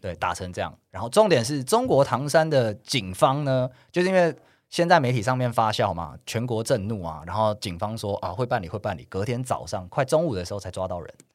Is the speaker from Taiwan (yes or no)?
yes; Taiwan; 我们是台湾人